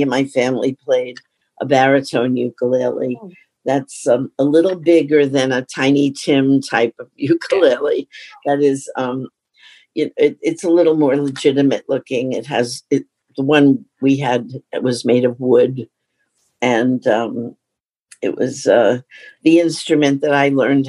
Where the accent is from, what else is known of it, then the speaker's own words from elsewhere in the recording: New York City, New York, United States; I grew up in Astoria, Queens, and there's this very special Queens vibe thing, but that's where I grew up